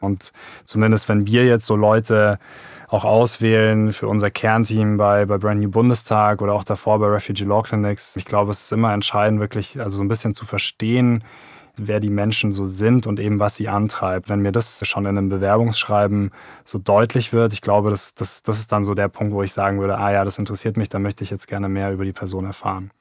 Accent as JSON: {"language": "German", "country": "Germany", "said": "bei uns in Deutschland"}